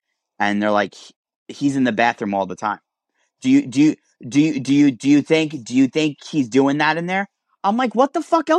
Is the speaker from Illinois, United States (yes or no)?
no; New York City, New York, United States; I grew up in Brooklyn, and we lived in what was called a railroad apartment.